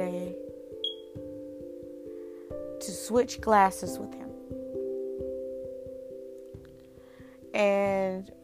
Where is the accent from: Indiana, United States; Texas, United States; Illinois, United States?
Indiana, United States; now in North Carolina, United States; I come from Indiana, but I now reside in North Carolina.